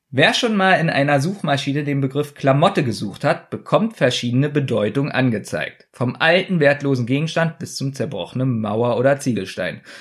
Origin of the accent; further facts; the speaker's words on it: Berlin, Germany; Ich bin am Südstern